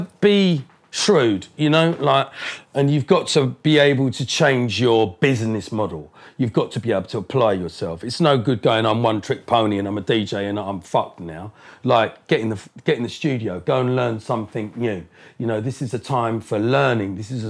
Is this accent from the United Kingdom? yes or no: yes; Colchester, East of England, United Kingdom; born or raised there; also born or lived in Harlow, Essex